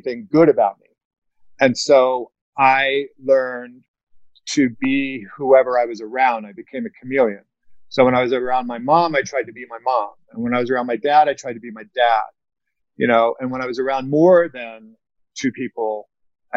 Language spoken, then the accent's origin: English; the South, United States; I grew up in the South